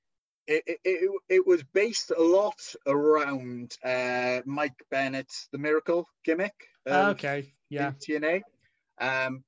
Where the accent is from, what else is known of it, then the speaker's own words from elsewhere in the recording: Wales, United Kingdom; accent: thick Welsh; my thick Welsh accent